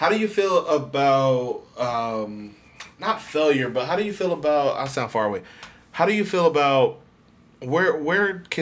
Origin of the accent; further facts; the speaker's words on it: the South, United States; now in Tampa, United States; I'm from the South